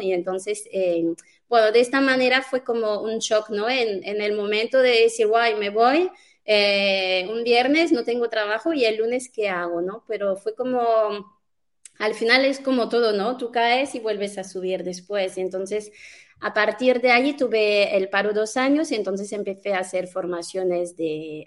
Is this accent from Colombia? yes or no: no; France; now in Spain; yo soy francesa